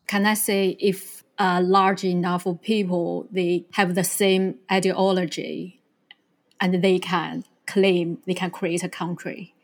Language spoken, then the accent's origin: English; China; I was born in China and I learned the whole Thousands years history